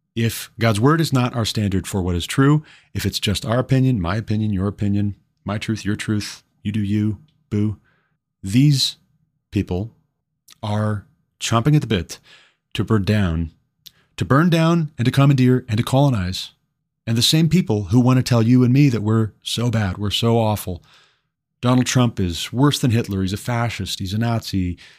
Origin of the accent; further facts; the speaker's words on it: Glendive, Montana, United States; moved away as an adult; my hometown of Glendive, Montana